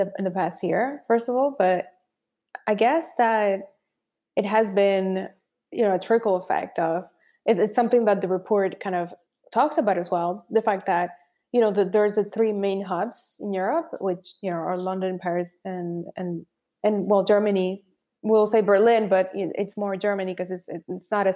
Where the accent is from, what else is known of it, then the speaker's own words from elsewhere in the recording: Dominican Republic; moved away; I am from the Dominican Republic and as an immigrant